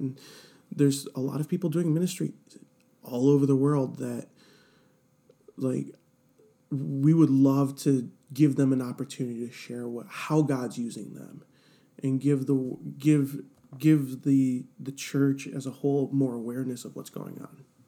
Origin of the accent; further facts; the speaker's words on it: Cleveland, Ohio, United States; I am born and raised in Cleveland, Ohio